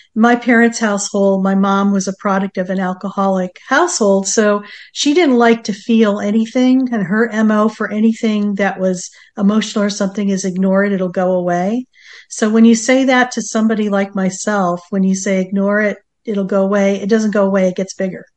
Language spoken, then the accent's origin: English; East Coast, United States; moved away as an adult; now in San Diego, United States; growing up on the East Coast